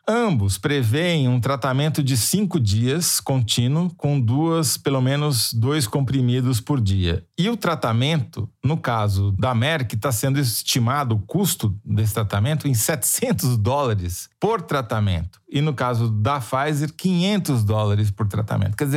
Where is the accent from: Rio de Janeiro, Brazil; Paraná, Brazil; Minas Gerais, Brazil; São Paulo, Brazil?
Minas Gerais, Brazil; Não, eu sou Mineiro